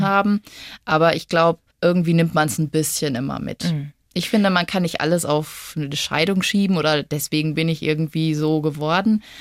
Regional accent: Lemgo, North Rhine-Westphalia, Germany; now in Munich, Germany; ich bin ja ursprünglich aus NRW, aus Lemgo.

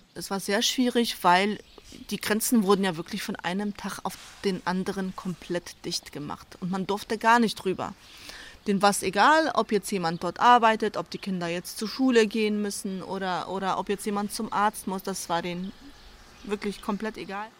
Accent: Hamburg, Germany; moved away as an adult; also born or lived in Szczecin, Poland; now in Staffelde, Germany; Ich bin ja in Stettin geboren, dann nach Hamburg ausgewandert mit meinen Eltern, so die ganz typische polnische Auswandererfamilie äh, mit deutschen Wurzeln. Dann bin ich nach meinem Schulabschluss nach Stettin gezogen, alleine

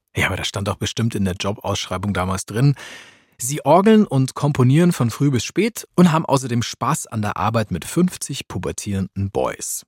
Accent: Augsburg, Bavaria, Germany; Augsburg, meiner Heimatstadt

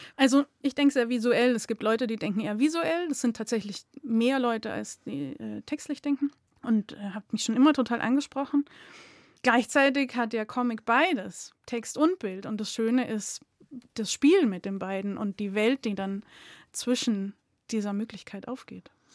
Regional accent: Munich, Bavaria, Germany; now in Augsburg, Germany; Ich bin in München aufgewachsen und bin aber jetzt Wahlschwäbin

